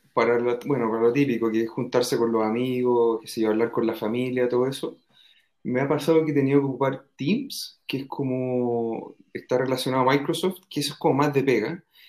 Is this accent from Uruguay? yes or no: no; Chile; also born or lived in England; now in Spain